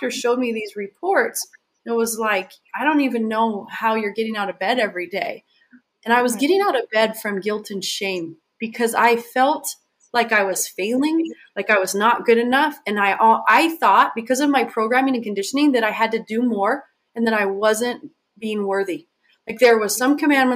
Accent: Southern Utah, United States; moved away as an adult; also born or lived in Hawaii; I was born and raised in Southern Utah

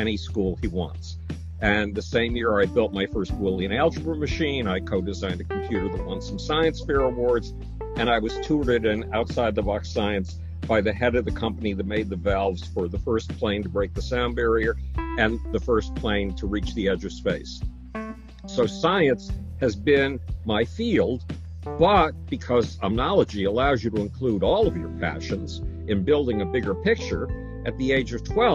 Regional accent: Buffalo, New York, United States; When I was 10, nobody in my hometown of Buffalo, New York would have anything to do with me, including my parents.

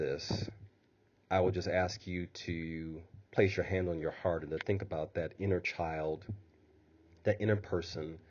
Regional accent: Midwest, United States; being a Midwesterner.

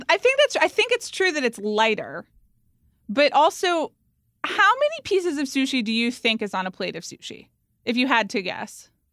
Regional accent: Atlanta, Georgia, United States; moved away; also born or lived in New York; growing up in Atlanta, Georgia

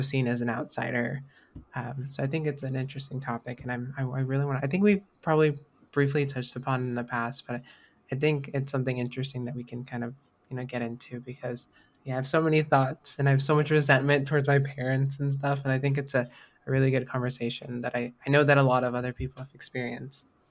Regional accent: United States; growing up in America

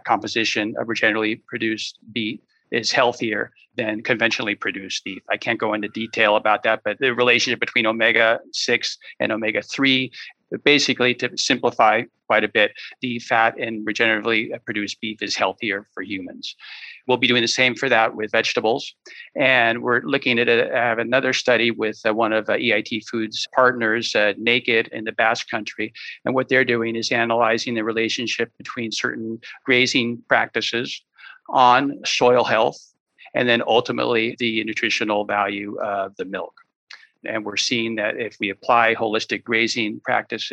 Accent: San Francisco, California, United States; moved away as an adult; now in Spain; I was born and raised in San Francisco

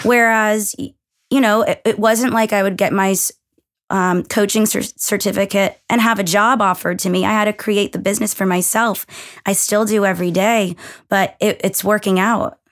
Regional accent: Massachusetts, United States; moved away as an adult; also born or lived in Connecticut; we're both from Massachusetts

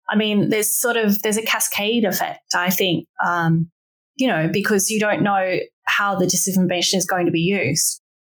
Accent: Australia; now in Hong Kong

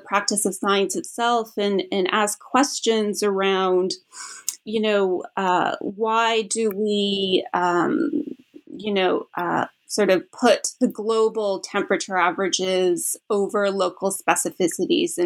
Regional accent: Canada; moved away; I'm originally from Canada

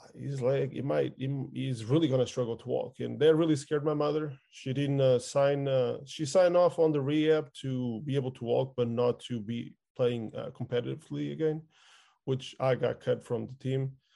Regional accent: outskirts of Lisbon, Portugal; I lived in the outskirts of Lisbon, which is the capital

